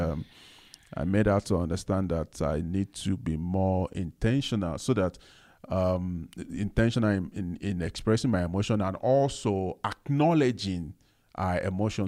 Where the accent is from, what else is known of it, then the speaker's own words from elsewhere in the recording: Nigeria; me being a Nigerian, growing up as a man